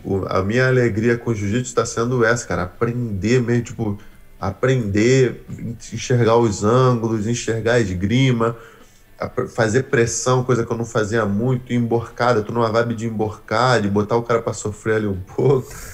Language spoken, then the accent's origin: Portuguese; Brazil; moved away as an adult; now in United States; eu saí do Brasil para aprender jiu-jitsu com um americano